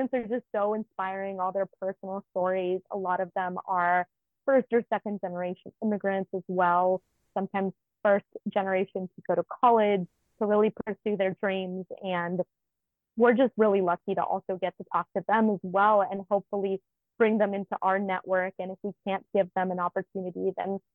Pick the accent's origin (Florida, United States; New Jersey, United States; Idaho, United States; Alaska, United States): Idaho, United States; Nampa; moved away; So I grew up in Idaho. I grew up in Nampa, which is about 25 minutes outside of Boise.